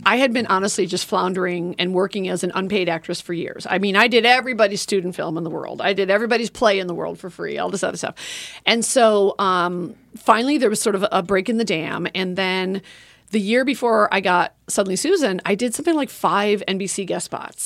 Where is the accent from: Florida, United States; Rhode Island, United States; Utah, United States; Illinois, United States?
Illinois, United States; Oak Park; moved away as an adult; now in Los Angeles, United States; I'm from Chicago, so I grew up loving Second City. And when I moved to L A when I was eighteen